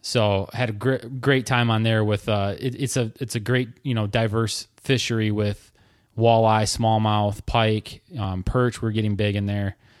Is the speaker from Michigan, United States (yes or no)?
yes; Lake Erie area, Michigan, United States; also born or lived in Traverse City, Michigan; back to my hometown